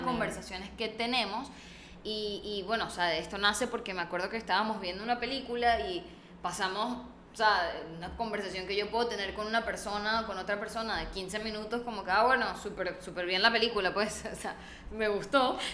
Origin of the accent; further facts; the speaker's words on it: Venezuela; now in Panama; nosotras vivimos en Panamá y yo soy venezolana